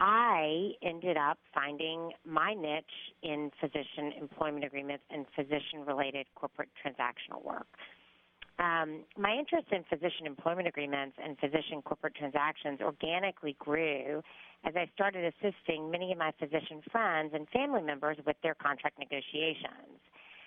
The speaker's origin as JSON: {"language": "English", "town": "Macon", "region": "Georgia", "country": "United States", "tie": "born or raised there", "said": "I was born and raised in Macon, Georgia, to a family of medical providers."}